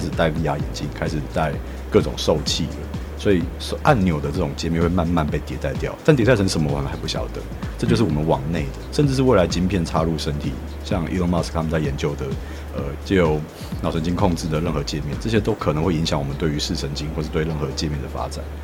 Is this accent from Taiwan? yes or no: yes; Miaoli County, Taiwan; moved away as an adult; now in New Taipei, Taiwan; 我是苗栗人，然后离开苗栗之后，我来台北读那个设计学院，即便我是读台北的学校，但是我是住在新北的